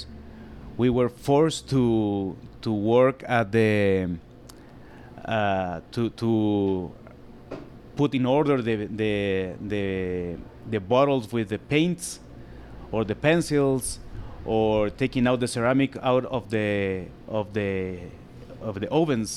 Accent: Guatemala City, Guatemala Department, Guatemala; English is a second language; I born in the city and lived there all my life here

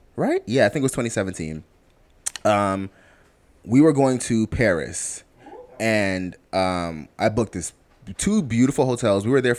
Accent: Jamaica; I'm Jamaican to the core, whereas my aunts used to beat me when I was little.

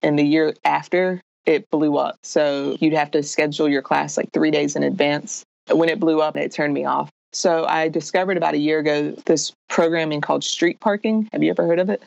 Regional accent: Raleigh, North Carolina, United States; I was born and raised in Raleigh, North Carolina

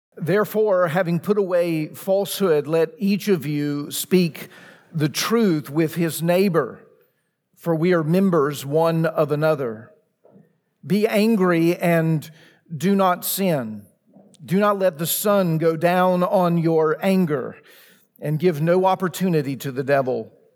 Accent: Laurel, Mississippi, United States; now in Franklin, United States; my hometown, Laurel, Mississippi.

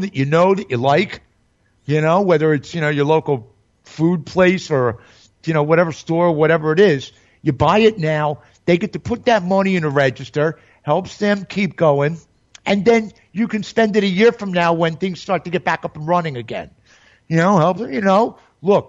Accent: New York, United States; moved away; I'm a New Yorker

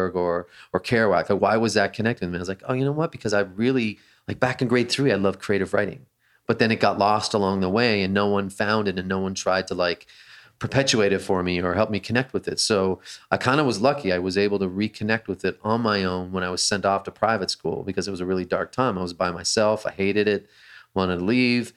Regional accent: Canada; I grew up in Canada

